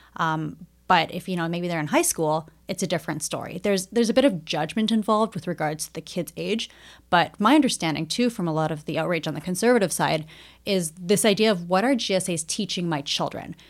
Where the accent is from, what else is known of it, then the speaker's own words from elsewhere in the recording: Edmonton, Alberta, Canada; I grew up in Edmonton. I went to public school here